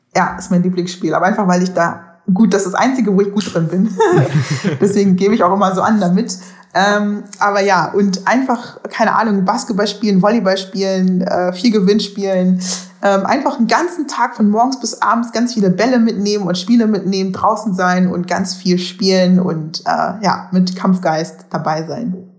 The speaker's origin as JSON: {"language": "German", "country": "Germany", "tie": "born or raised there", "also_born_or_lived": "Netherlands", "moved": "as an adult", "said": "ich bin genauso in Deutschland aufgewachsen"}